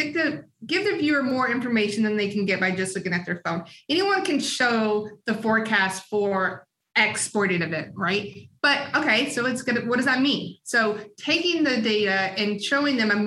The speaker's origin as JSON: {"language": "English", "region": "the South", "country": "United States", "tie": "born or raised there", "said": "I was born in the South"}